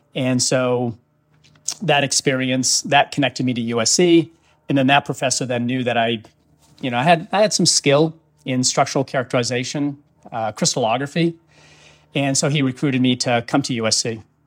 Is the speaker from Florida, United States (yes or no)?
no; Auburn, Maine, United States; moved away; I grew up in Auburn, Maine